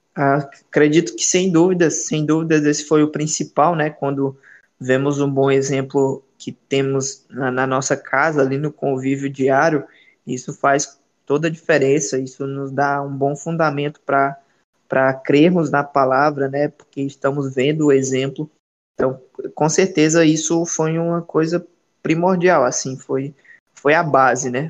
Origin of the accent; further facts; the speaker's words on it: Ceará, Brazil; now in Belém, Brazil; sou natural do Ceará, certo? Sou cearense, não sou paraense